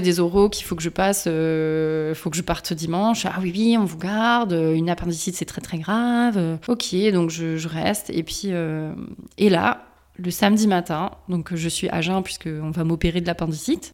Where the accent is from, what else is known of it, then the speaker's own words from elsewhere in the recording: Strasbourg, Grand Est, France; Je suis originaire euh, de l'Est de la France, de Strasbourg